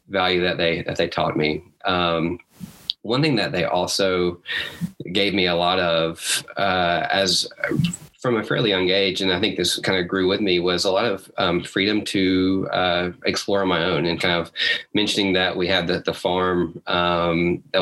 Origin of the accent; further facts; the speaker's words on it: Huntsville, Alabama, United States; I grew up in Huntsville, Alabama